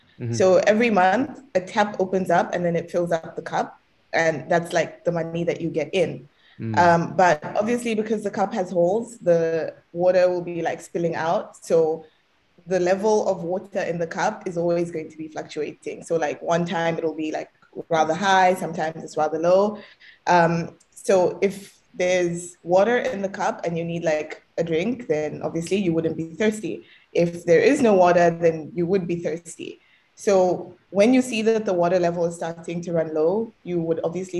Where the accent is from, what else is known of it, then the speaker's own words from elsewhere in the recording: Zimbabwe; on paper, I'm Zimbabwean. So I guess for today, we can just say that I'm from Zimbabwe.